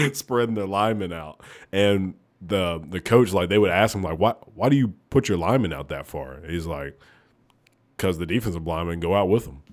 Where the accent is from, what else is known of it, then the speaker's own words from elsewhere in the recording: Oneonta, Alabama, United States; moved away; I am from Oneonta, Alabama